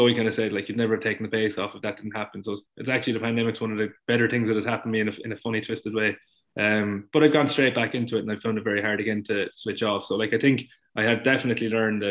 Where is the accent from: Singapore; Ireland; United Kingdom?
Ireland; Munster; I grew up in Munster